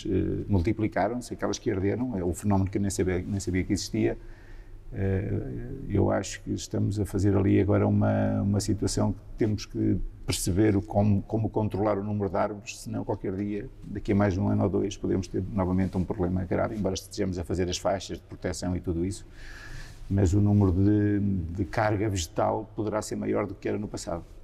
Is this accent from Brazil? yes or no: no; Centro, Portugal; minha zona também foi uma das muito afetadas dos, dos outros incêndios depois na região centro. A minha aldeia, na minha aldeia foi tudo destruído e morreram cinco pessoas em São Juninho.